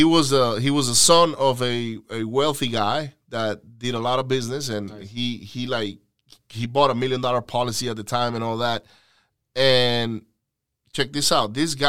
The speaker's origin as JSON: {"language": "English", "country": "Venezuela", "second_language": "English", "said": "because I was from, I'm from the West Coast in Venezuela."}